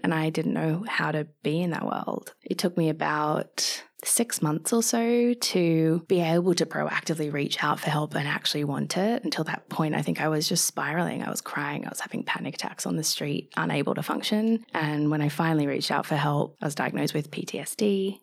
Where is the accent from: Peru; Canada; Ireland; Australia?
Australia; moved away as an adult; also born or lived in London; I'm Australian, living away from home.